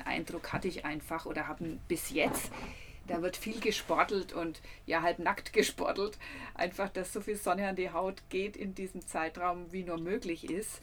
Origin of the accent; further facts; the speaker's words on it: Nuremberg, Bavaria, Germany; bei uns in Nürnberg